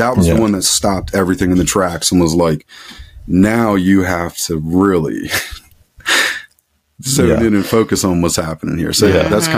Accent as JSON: {"language": "English", "town": "Philadelphia", "region": "Pennsylvania", "country": "United States", "tie": "born or raised there", "said": "I grew up outside of Philadelphia, Pennsylvania. I'm still in southeastern PA."}